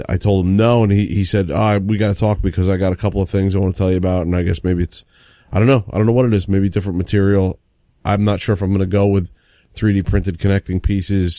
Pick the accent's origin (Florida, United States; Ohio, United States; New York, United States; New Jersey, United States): New Jersey, United States; I'm from Jersey